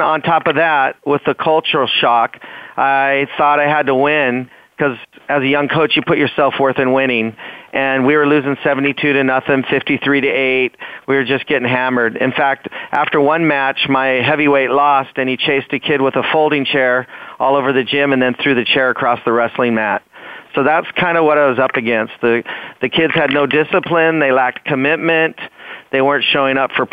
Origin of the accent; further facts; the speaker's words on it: Washington, United States; moved away as an adult; now in California, United States; growing up in Washington State